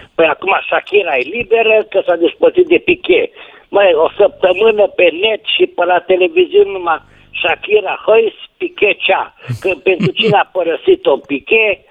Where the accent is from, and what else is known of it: Oradea, Bihor County, Romania